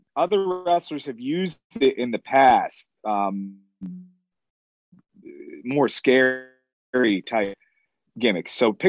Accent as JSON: {"language": "English", "town": "Danville", "region": "Pennsylvania", "country": "United States", "tie": "born there", "also_born_or_lived": "Haverhill, United States / Fall River, United States / Binghamton, United States / Albany, United States", "said": "I grew up in a lot of little places. I was born in Danville, Pennsylvania, moved over to Haverhill, Mass, moved to Fall River, Mass, moved to Binghamton, and then moved to Albany, New York."}